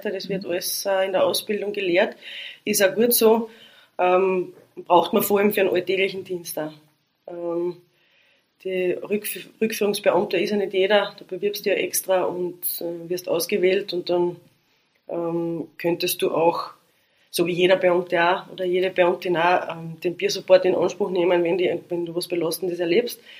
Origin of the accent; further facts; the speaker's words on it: Carinthia, Austria; Also als Kärntner ist man, oder als Kärntnerin ist man da verwendet, weil ist ja nicht viel.